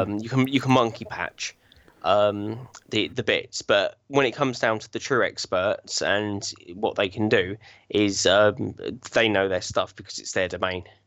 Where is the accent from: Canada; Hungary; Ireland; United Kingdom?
United Kingdom; Chertsey, South East England; now in Binfield, United Kingdom; I was, uh, born and bred in Chertsey, um, southeast of, uh, England